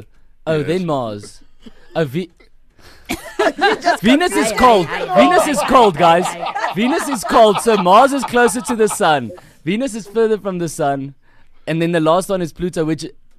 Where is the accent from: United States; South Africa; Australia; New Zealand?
South Africa; Kempton Park, Gauteng; also born or lived in Polokwane; now in Cape Town, South Africa; I was born in Polokwane actually, but only until I was 2, moved to Kempton Park, raised there.